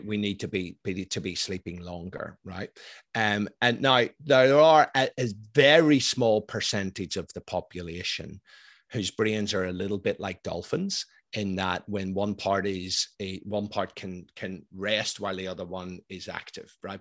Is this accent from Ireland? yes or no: yes; Ireland; I'm Irish, I'm ex-military